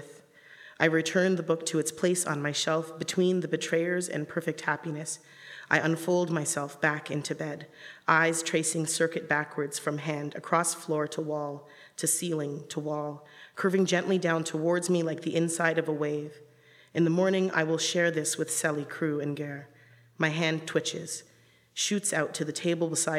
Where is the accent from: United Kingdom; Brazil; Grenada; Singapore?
Grenada; now in Toronto, Canada; I'm from Grenada in the West Indies